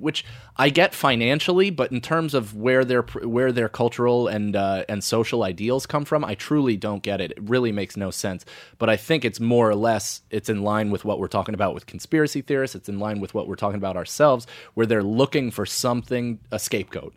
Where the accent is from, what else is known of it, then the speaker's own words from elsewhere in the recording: United States; also born or lived in West Point, New York; grew up right outside of West Point for the first nine years of my life